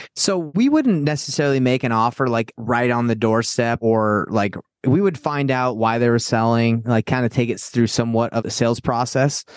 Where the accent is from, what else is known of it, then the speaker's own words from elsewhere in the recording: Atlanta, Georgia, United States; I grew up in Atlanta, Georgia